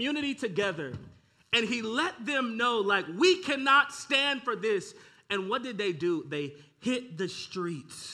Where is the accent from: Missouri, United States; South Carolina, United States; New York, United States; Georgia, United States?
Missouri, United States; St. Louis; I'm born and raised in St. Louis.